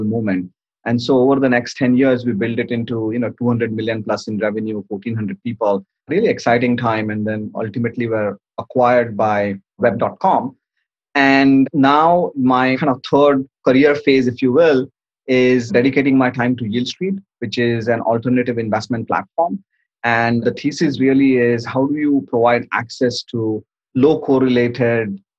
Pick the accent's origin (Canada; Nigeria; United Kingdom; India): India; Mumbai, Maharashtra; moved away as an adult; now in United States; I came here to go to school from India. I'm originally from Bombay, grew up in Bombay during the 90s